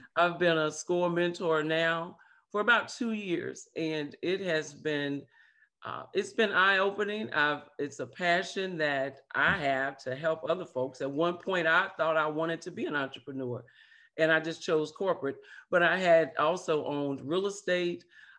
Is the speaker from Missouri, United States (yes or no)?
yes; St. Louis, Missouri, United States; now in Macon, United States; But I am originally from St. Louis, Missouri, and that's the show me state.